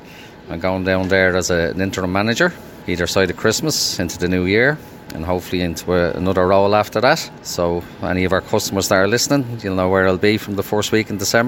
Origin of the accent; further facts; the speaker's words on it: Dublin, Leinster, Ireland; moved away as an adult; now in Kilkenny, Ireland; I'm from Dublin originally, but live here in Kilkenny for the last 30 years. I moved down with Super Quinn back in 94